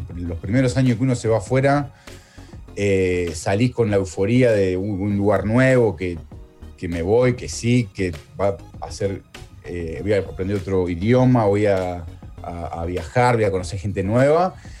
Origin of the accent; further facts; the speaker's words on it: Morón, Buenos Aires Province, Argentina; moved away as an adult; also born or lived in Italy; now in Melbourne, Australia; yo soy de Morón